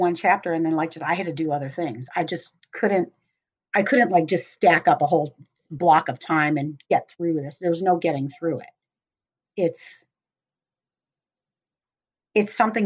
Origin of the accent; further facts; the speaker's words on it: Cleveland, Ohio, United States; moved away as an adult; also born or lived in Boston; I grew up in Cleveland, Ohio, but went to Boston area to go to school.